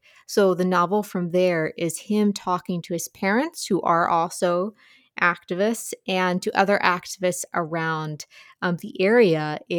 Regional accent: Appalachia, United States; I'm Appalachian

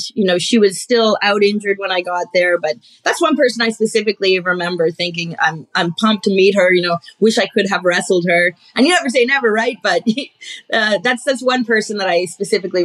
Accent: Winnipeg, Manitoba, Canada; moved away; also born or lived in Mexico; as a fellow Winnipegger

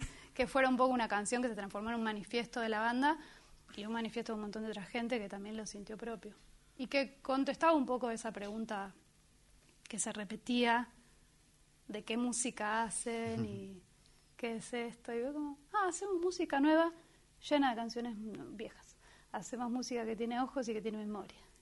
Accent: Buenos Aires, Argentina; nacida y criada en Buenos Aires

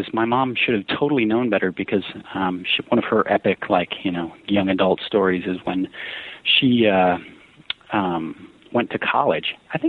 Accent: New Berlin, Wisconsin, United States; also born or lived in Colorado / Grafton, Wisconsin; So I grew up in New Berlin, is how it's said. It's just west of West Allis

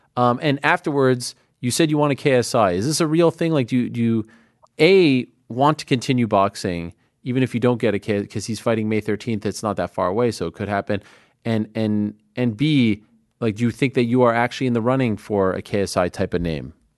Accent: Montreal, Quebec, Canada; I'm from Montreal

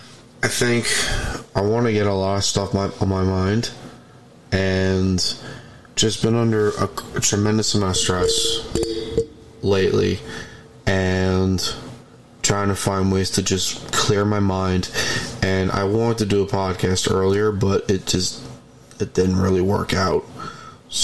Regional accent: New York, United States; I'm from New York

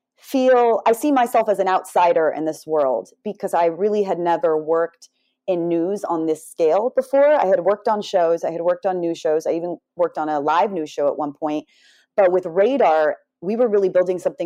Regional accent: Southern California, United States; I grew up in Southern California

